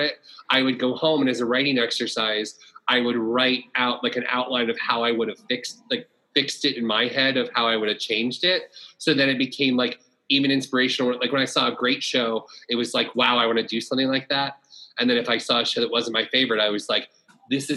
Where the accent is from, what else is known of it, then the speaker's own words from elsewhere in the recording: Florida, United States; now in New York City, United States; I'm from Florida